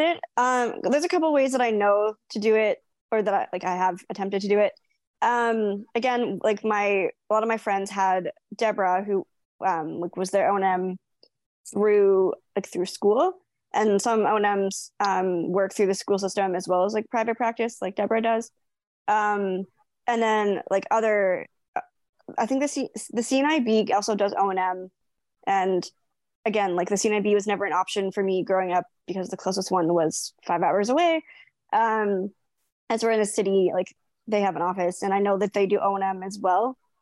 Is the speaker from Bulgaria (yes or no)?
no; British Columbia, Canada; moved away as an adult; now in Vancouver, Canada; it's 15 hours away from my hometown